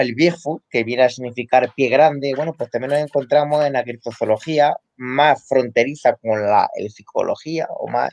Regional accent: Castilla-La Mancha, Spain; aquí en La Mancha, en mi tierra.

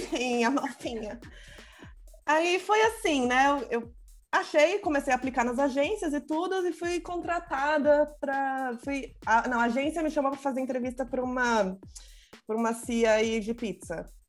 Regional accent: São Paulo, Brazil; Sou de São Paulo, mas estou no Ceará passando calor

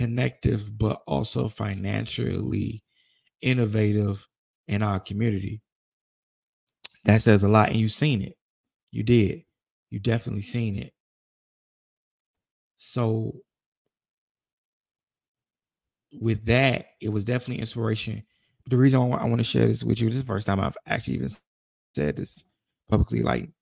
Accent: United States; I'm from Roseland, to where like one part of Roseland is legitimately a low income to middle class

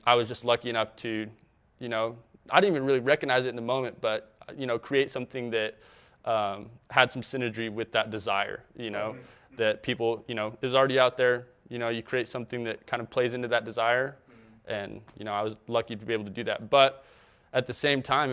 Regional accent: Provo, Orem, Utah, United States; also born or lived in New York; my hometown here in Utah, Provo, Orem, all the little local cities

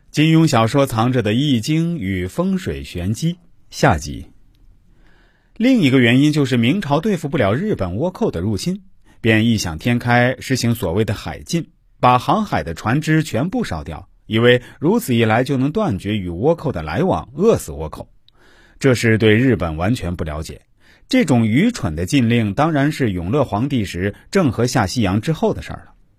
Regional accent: China; 我们中国人

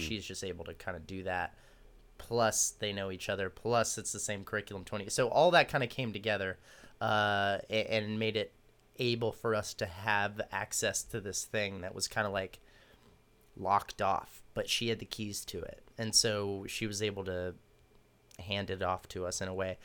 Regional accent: Austin, Texas, United States; also born or lived in Dallas; I was born in Dallas, raised in Austin

